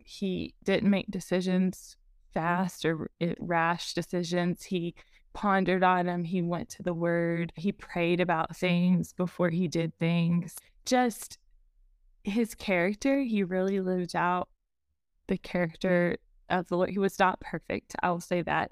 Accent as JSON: {"language": "English", "region": "Eastern Texas Panhandle", "country": "United States", "tie": "born or raised there", "also_born_or_lived": "Sulphur Springs, East Texas", "said": "I have been here in the Eastern Texas Panhandle the, since I was seven, except for going to college"}